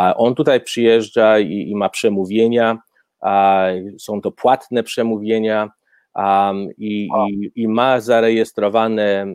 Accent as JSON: {"language": "Polish", "country": "Poland", "also_born_or_lived": "Alberta, Canada", "moved": "yes", "lives_now": "Canada", "said": "my sobie jako Polacy"}